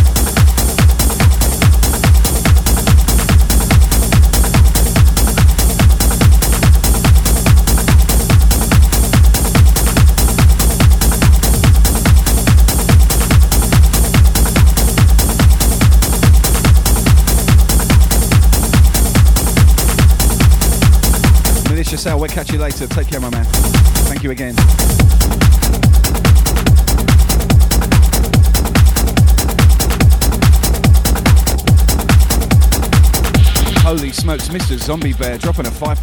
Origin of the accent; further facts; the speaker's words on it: Australia; also born or lived in Brisbane, Australia; I'm from Australia